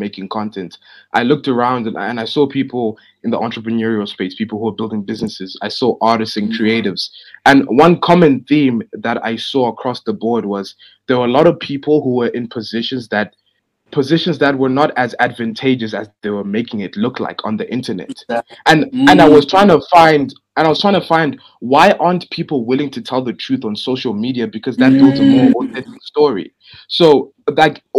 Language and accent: English; Zimbabwe; now in South Africa; I'm from Zimbabwe, bro.